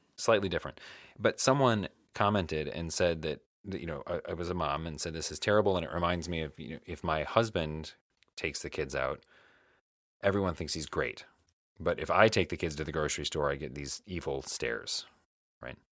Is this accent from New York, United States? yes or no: no; Michigan, United States; moved away as an adult; now in Illinois, United States; I was going to college in the town that I grew up